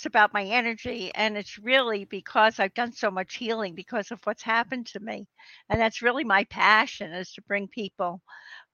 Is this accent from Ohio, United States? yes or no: no; New Jersey, United States; I'm from New Jersey